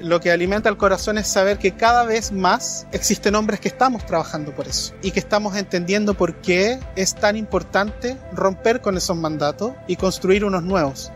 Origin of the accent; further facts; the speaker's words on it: Chile; soy chileno de nacimiento